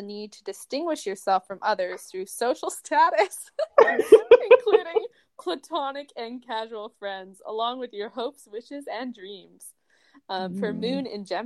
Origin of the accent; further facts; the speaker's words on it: Toronto, Ontario, Canada; I was born on February 10th, 1995 at 8:43 a.m. in Toronto, Canada